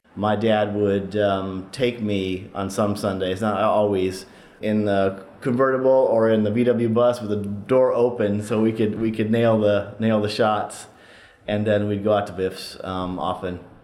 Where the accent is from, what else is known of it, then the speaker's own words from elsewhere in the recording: Oakland, California, United States; I grew up in Oakland.